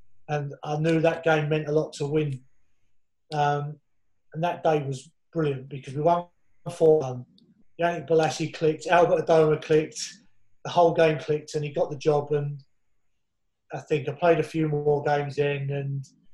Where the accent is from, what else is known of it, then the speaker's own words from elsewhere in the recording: Essex, East of England, United Kingdom; I grew up together in Essex schools